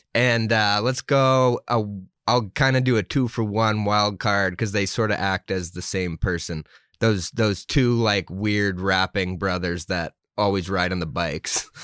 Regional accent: Milo, Maine, United States; growing up in Milo, um, I knew Penobscot Nation was there

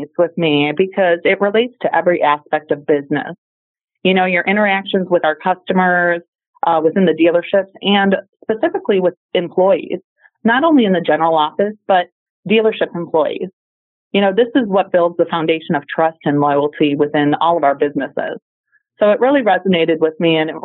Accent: Detroit, Michigan, United States; growing up in Detroit and in the center of the whole automotive industry

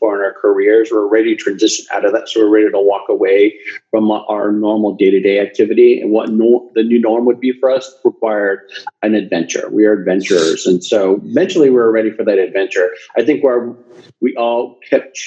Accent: San Diego, California, United States; moved away as an adult; also born or lived in San Francisco, California; now in Porto, Portugal; I'm born and raised in California, San Diego specifically, lived up and down the coast, most recently in San Francisco.

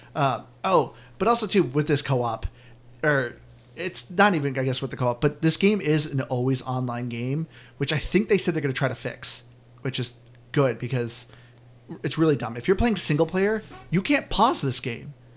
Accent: New England, United States; all of us being from New England

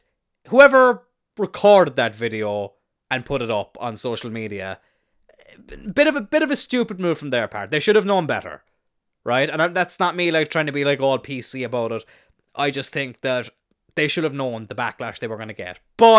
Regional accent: Ireland; here in Ireland

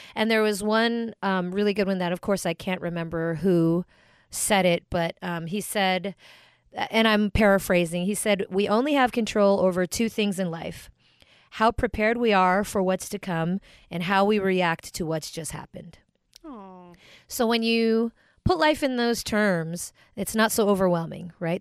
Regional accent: United States; I'm American and I'm whatever I am, but also Filipino and proud

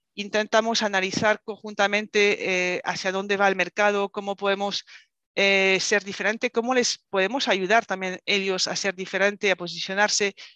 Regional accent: France; Spanish is a second language; moved away as an adult; now in Spain; soy francesa, me fui a vivir eh, a España

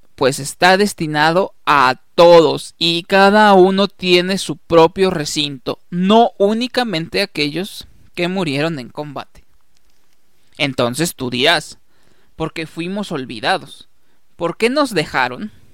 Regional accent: Mexico; como mexicanos

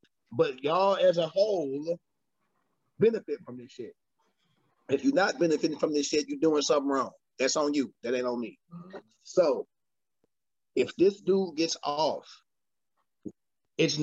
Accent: United States; I'm American

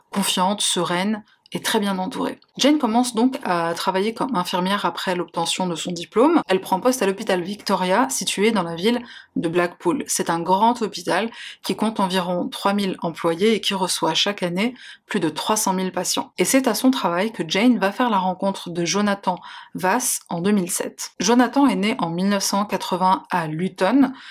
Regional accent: Algeria; now in France; je suis algérienne, franco-algérienne, j'ai les papiers français

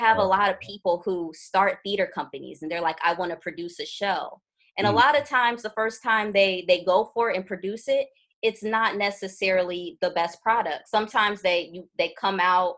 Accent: Cleveland, Ohio, United States; moved away as an adult; also born or lived in Chicago, United States / Los Angeles, United States; now in Brooklyn, United States; I'm from Cleveland, and I left there at 18 to go to school in Chicago

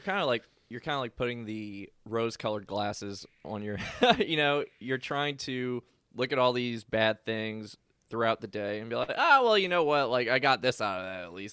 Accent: New Orleans, Louisiana, United States; moved away as an adult; also born or lived in Kentucky; I grew up in New Orleans. I went to school in Kentucky

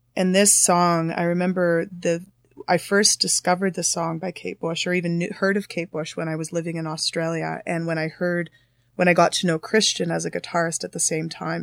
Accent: Thunder Bay, Ontario, Canada; now in Toronto, Canada; I'm originally from Thunder Bay

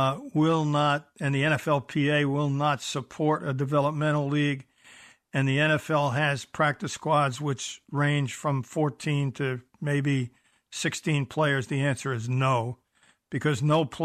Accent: New York, United States; accent: New York; also born or lived in Buffalo; I lost my New York accent, but I never quite got the Canadian part of it. Although I spent 11 years in Buffalo

